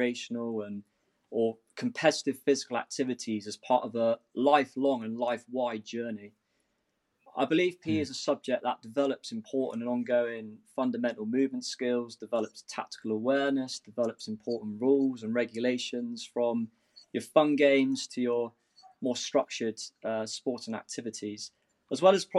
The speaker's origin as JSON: {"language": "English", "town": "Newquay", "region": "South West England", "country": "United Kingdom", "tie": "born or raised there", "also_born_or_lived": "Somerset", "moved": "as an adult", "lives_now": "Edinburgh, United Kingdom", "said": "where I grew up in Newquay"}